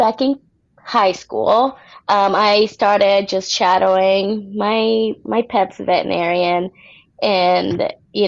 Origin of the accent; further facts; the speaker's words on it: Puerto Rico; moved away as an adult; also born or lived in Indiana, United States; now in Las Vegas, United States; I was born in Puerto Rico, so I'm from there, and I was actually raised there as well